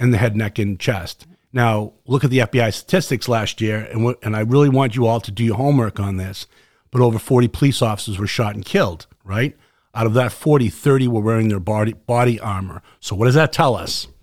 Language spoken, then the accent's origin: English; Boston, Massachusetts, United States; accent: Boston; my Boston accent